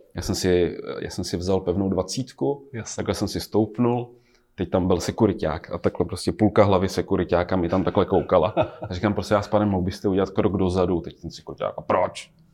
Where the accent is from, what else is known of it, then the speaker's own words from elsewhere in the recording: Blatná, South Bohemian Region, Czechia; moved away; Já jsem z Blatný původně, z Žích